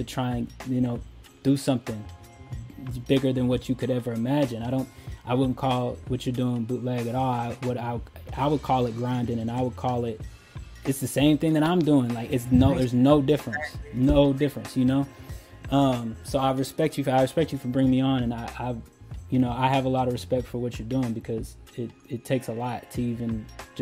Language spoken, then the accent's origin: English; Louisville, Kentucky, United States; also born or lived in Colorado Springs, Colorado; I was born in Colorado Springs. I was raised here in Louisville. So this is home for me